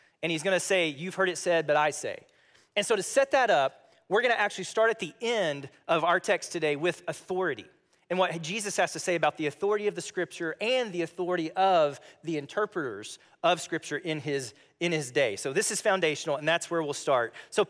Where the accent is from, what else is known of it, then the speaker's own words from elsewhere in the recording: Missouri, United States; I'm like, oh, I'm a Missourian.